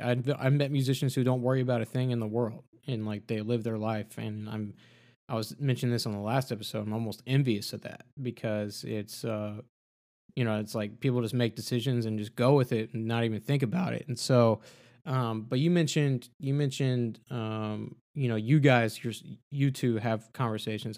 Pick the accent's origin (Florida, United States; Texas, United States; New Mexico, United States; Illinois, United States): Texas, United States; I'm from Texas